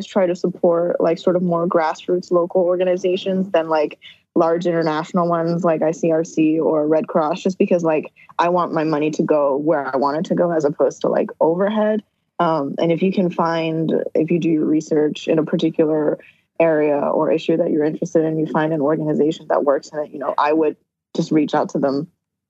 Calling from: Moldova; And in fact, I'm calling you from Moldova right now.

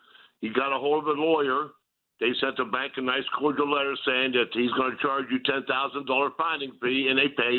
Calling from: Steubenville, Ohio, United States; I'm calling from Steubenville, Ohio.

